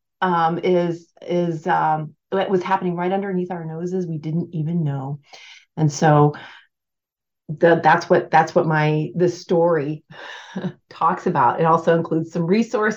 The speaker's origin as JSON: {"language": "English", "region": "Alaska", "country": "United States", "said": "I am from Alaska"}